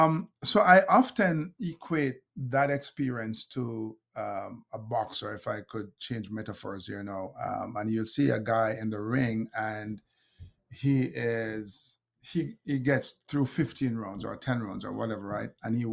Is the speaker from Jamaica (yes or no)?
yes; Jamaica; She's from Grenada. I'm from Jamaica. And so we Jamaicans